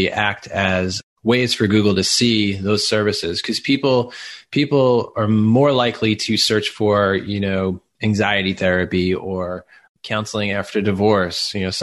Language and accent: English; Long Island, New York, United States; accent: Long Island; moved away; Long Island, New York, which I'm super excited about because that's where I grew up